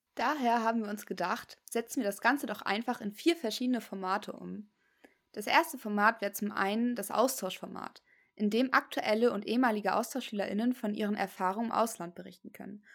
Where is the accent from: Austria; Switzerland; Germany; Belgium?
Germany; bei uns in Deutschland